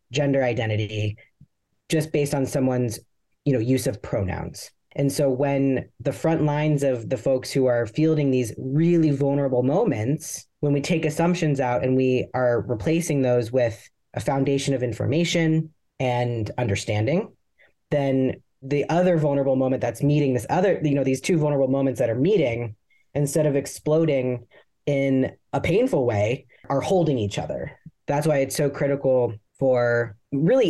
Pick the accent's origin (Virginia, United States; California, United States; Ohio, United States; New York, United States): Ohio, United States; Columbus; now in Texas, United States; I grew up in Columbus, Ohio in the 80s and the 90s.